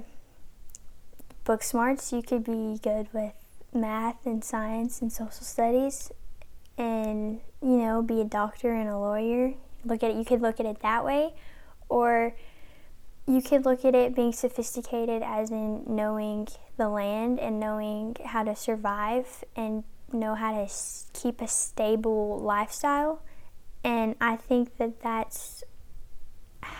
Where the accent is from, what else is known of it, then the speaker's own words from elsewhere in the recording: Raven County, Appalachia, United States; we're people from Appalachia in Raven County